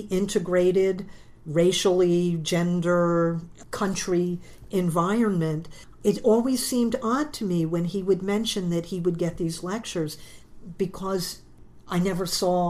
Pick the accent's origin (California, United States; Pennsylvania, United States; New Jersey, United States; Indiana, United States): Pennsylvania, United States; Philadelphia; moved away; also born or lived in Lancaster; I was born and raised in the Germantown section of Philadelphia and came out to Lancaster